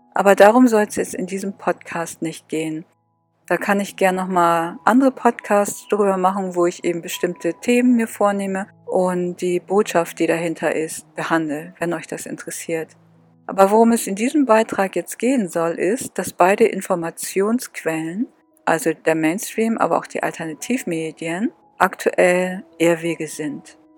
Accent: Northern Germany, Germany; ich komme aus Norddeutschland.

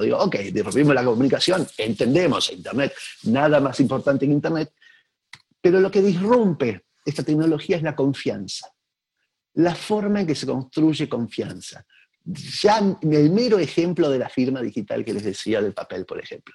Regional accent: Argentina; en mi país

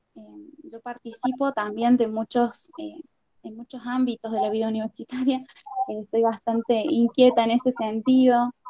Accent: La Rioja, Argentina; moved away; also born or lived in Arroyito, Córdoba / Córdoba; sí soy de La Rioja, en, soy de La Rioja en realidad. Eh, me mudé a Arroyito después de unos años de vivir ahí. Y desde Arroyito terminé mi secundario

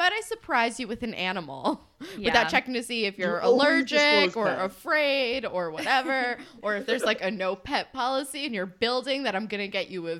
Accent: New York, United States; Love Long Island. Oh my God, there was this goth club that was like 18 plus near my hometown that my friends all used to go to.

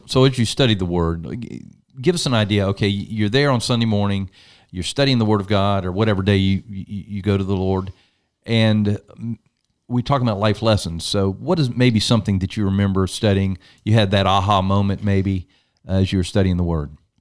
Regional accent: United States; I am American

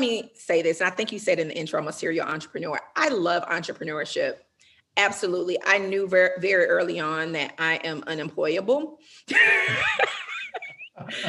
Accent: the South, United States; I'm from the South

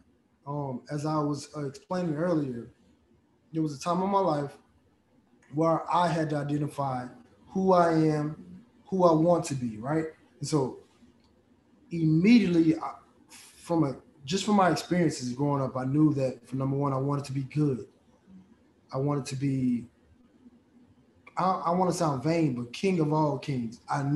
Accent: United States; also born or lived in Nigeria; I'm a Nigerian boy, you know, growing up in America

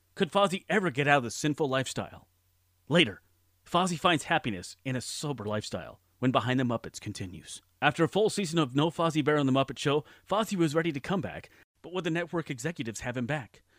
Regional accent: Southern California, United States; growing up in Southern California.

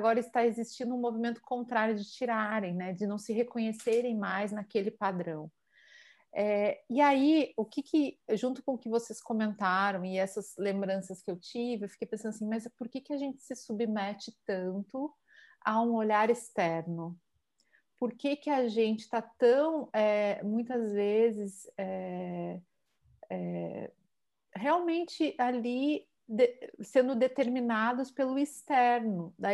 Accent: Palmares, Pernambuco, Brazil; que eu vivia lá na, na minha terra, em Palmares

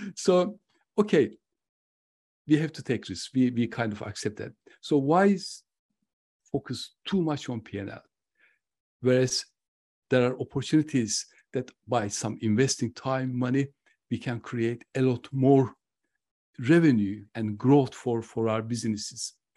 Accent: Turkey; moved away; I'm originally from Turkey.

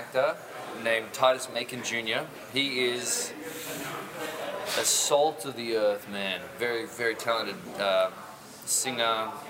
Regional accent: Australia; moved away as an adult; also born or lived in Poland; now in United States; I am not giving up my Australian citizenship, obviously, ever.

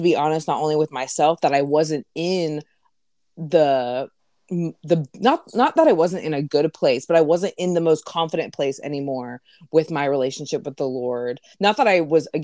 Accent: Raleigh, North Carolina, United States; also born or lived in Greenville; follow Jesus in my hometown now, in Raleigh

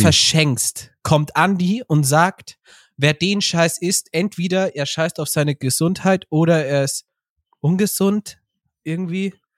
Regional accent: Bavaria, Germany; bei uns in Bayern

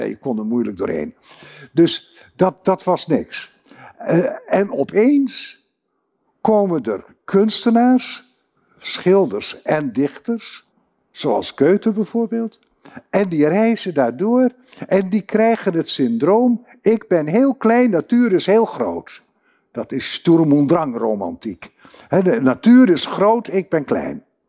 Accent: Groningen, Netherlands; ik kom uh, reusachtig uit Groningen en daar ben ik ook heel trots op

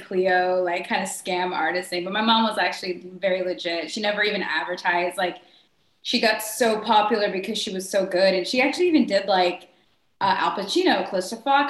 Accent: Bristol, Connecticut, United States; also born or lived in California; now in Los Angeles, United States; I was born in Bristol. I was raised in Bristol, Connecticut.

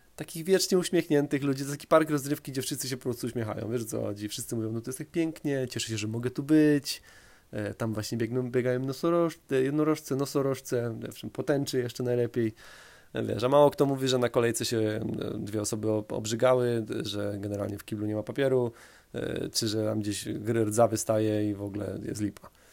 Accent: Poland; ja się wychowałem na takim zwykłym polskim osiedlu

